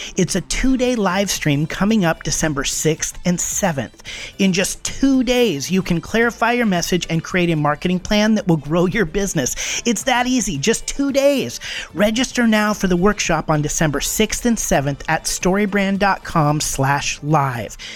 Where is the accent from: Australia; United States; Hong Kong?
United States; the Northwest, Pacific Northwest; moved away; I grew up in the Northwest.